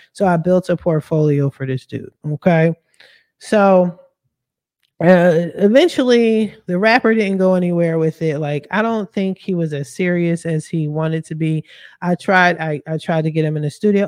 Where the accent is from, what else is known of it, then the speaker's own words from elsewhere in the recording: Philadelphia, Pennsylvania, United States; I'm from Philly.